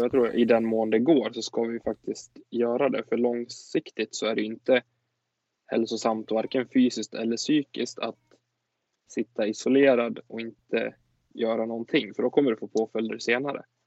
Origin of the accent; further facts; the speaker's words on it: Sweden; vi som åtminstone svenskar